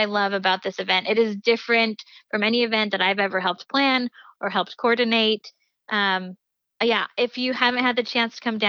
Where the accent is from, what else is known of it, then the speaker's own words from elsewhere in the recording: Provo, Utah, United States; I'm from Provo